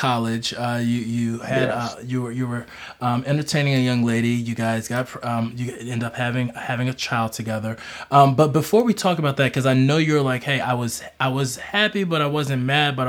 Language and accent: English; Philadelphia, Pennsylvania, United States; also born or lived in Oklahoma / Denton, Texas; now in Dallas, United States; I'm originally from Philadelphia, Texas native now. So or Dallas native